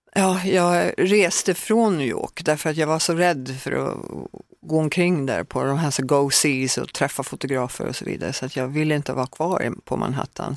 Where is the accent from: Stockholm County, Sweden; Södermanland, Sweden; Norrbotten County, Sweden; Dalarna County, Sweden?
Södermanland, Sweden; Högsjö; moved away; also born or lived in Norrköping / Texas / Los Angeles; hörde alltid jazz i mitt hem när jag växte upp i Högsjö